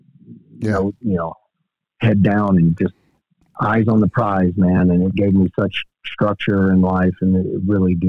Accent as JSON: {"language": "English", "town": "Dresden", "region": "Tennessee", "country": "United States", "tie": "born or raised there", "moved": "yes", "said": "Dresden, Tennessee, which is my hometown."}